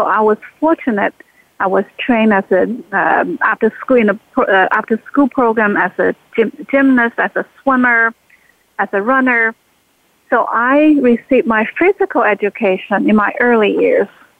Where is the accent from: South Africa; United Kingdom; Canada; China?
China; moved away; I was born in China and in the 1960s